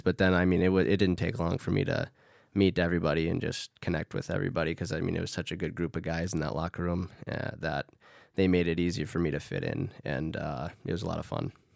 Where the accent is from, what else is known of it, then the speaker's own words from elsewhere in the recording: Duluth, Minnesota, United States; moved away as an adult; now in Sweden; my hometown